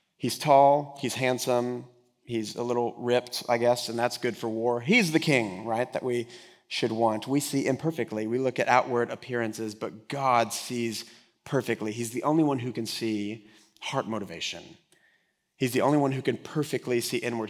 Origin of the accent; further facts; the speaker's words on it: Texas, United States; I am from here, from Texas